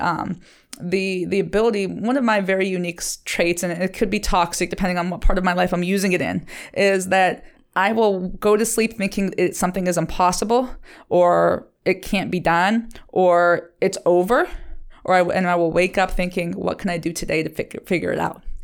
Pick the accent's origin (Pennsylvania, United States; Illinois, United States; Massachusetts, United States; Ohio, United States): Ohio, United States; Liberty; Liberty is my hometown